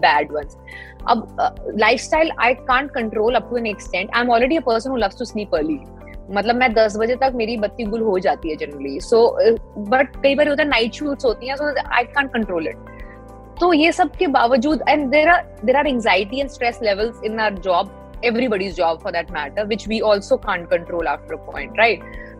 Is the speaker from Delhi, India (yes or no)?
yes; Delhi, India; मैं दिल्ली से हूँ